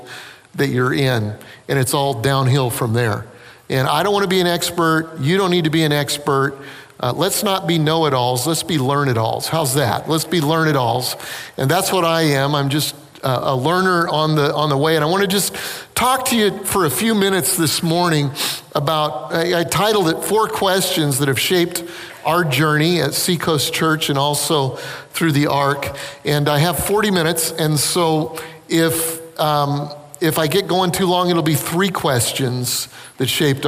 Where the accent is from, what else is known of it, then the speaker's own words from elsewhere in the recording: Denver, Colorado, United States; also born or lived in Northern Illinois; now in Charleston, United States; we grew up in Denver, Colorado, but we moved from Northern Illinois